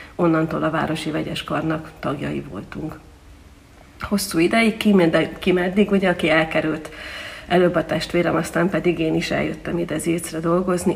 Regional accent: Veszprém, Veszprém County, Hungary; moved away as an adult; now in Zirc, Hungary; magam Veszprémiként azért tudom, hogy hogyan zajlott a városi kórus élete

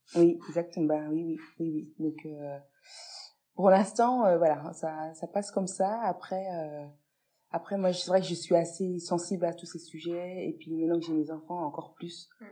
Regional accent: Pontarlier, Bourgogne-Franche-Comté, France; la ville dans laquelle j'ai vécu, euh, donc à Pontarlier pendant plusieurs euh, années

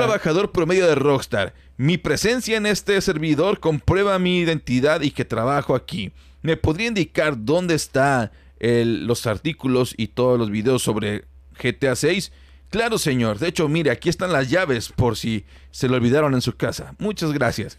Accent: Celaya, Guanajuato, Mexico; now in Monterrey, Mexico; yo soy de Celaya, Guanajuato

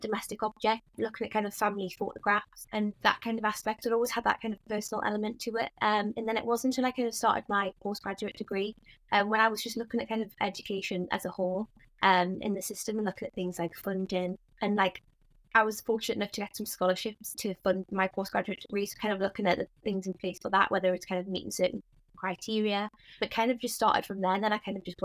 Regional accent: Newcastle upon Tyne, North East England, United Kingdom; I'm from Newcastle, have always lived in Newcastle

